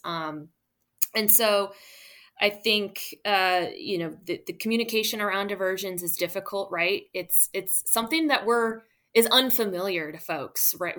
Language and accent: English; St. Louis, Missouri, United States; moved away as an adult; also born or lived in Florida; now in Louisiana, United States; I grew up along uh, the Mississippi River, but in the suburbs of St. Louis. So I am a Midwesterner at heart